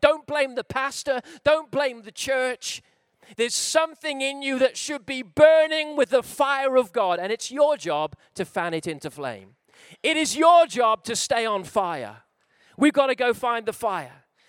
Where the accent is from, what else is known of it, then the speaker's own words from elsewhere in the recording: Wales, United Kingdom; I'm a Welshman